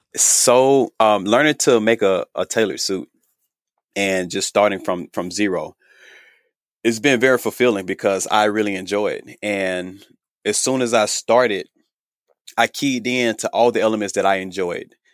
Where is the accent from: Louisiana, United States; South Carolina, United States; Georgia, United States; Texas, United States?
Georgia, United States; Thomasville; moved away as an adult; now in Los Angeles, United States; I am from Thomasville, Georgia